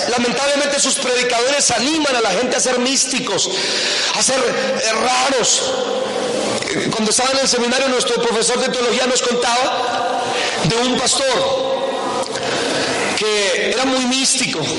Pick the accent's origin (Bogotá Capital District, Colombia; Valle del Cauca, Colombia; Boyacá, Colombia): Boyacá, Colombia; mi tierra bella, en Boyacá